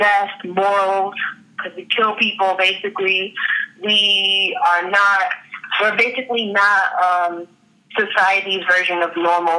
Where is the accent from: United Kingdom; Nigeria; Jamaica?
Jamaica; But that's another type of stereotype that I live under when people find out that I'm Jamaican.